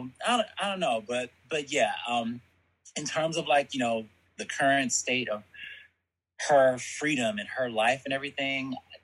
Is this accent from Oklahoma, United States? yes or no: no; Columbus, Georgia, United States; also born or lived in Birmingham, Alabama; I'm from Georgia. Nice. Georgia. I was born in Birmingham, Alabama.